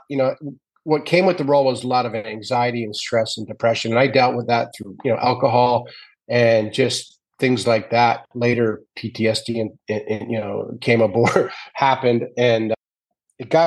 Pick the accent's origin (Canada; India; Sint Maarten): Canada; I grew up in Canada in a small town wanting to be a goal scorer and an NHL hockey player